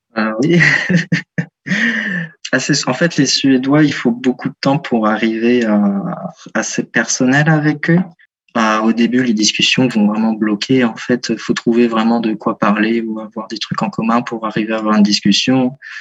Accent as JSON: {"language": "French", "town": "Lyon", "region": "Auvergne-Rhône-Alpes", "country": "France", "also_born_or_lived": "Caen / Lund", "moved": "as an adult", "said": "donc je viens de Lyon"}